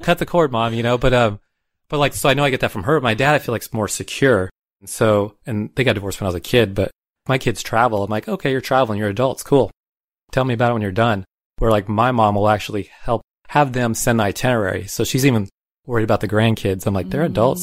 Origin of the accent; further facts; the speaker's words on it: Tucson, Arizona, United States; I grew up in Tucson